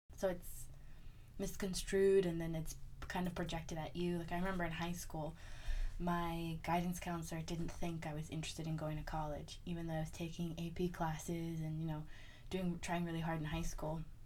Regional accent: United States; My culture. I'm American

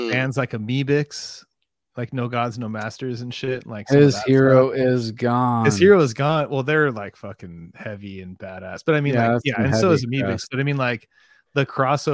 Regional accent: San Diego, California, United States; I grew up down here in San Diego

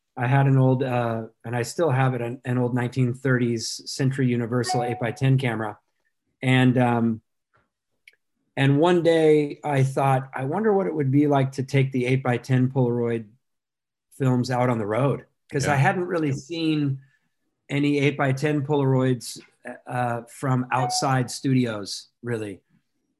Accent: Orange County, California, United States; I grew up in Orange County

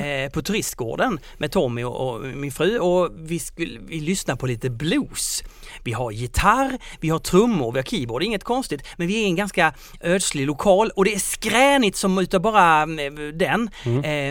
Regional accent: Skåne, Sweden; accent: Scanian (skånska); på min skånska

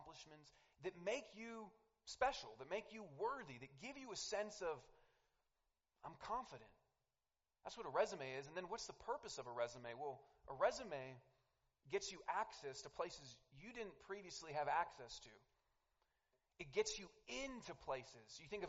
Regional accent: Denver, Colorado, United States; Tell them, oh, I'm from Denver.

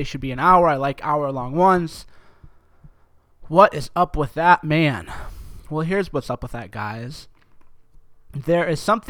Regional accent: New York, United States; Mike, talk faster, man. I'm from New York. You're too slow, man.

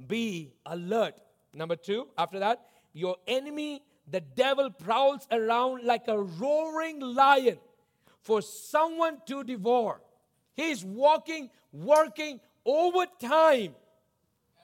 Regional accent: South India, India; I grew up in the tropics. I grew up in South India

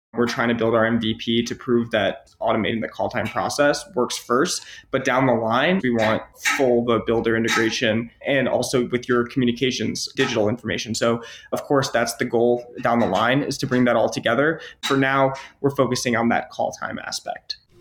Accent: Ann Arbor, Michigan, United States; I was actually born and raised in Ann Arbor, Michigan.

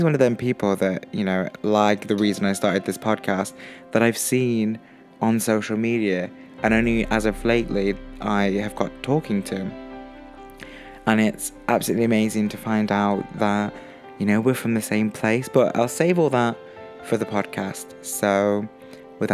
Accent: Stoke-on-Trent, West Midlands, United Kingdom

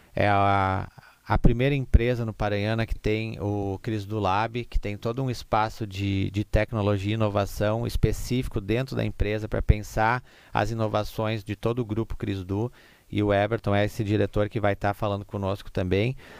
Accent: Igrejinha, Rio Grande do Sul, Brazil; nós somos uma cidade da Oktoberfest, nós somos uma cidade que tem essa cultura alemã

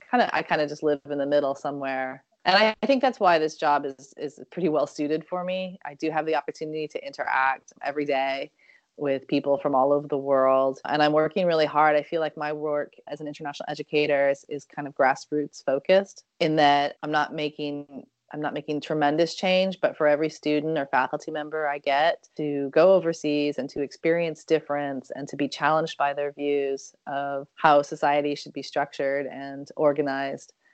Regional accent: Oakland, California, United States; And everyone was asking, Oh, where are you from? Which is a really hard, you know, it's a really hard question for me because if I say I'm from Oakland, then people will say, "What high school did you go to?"

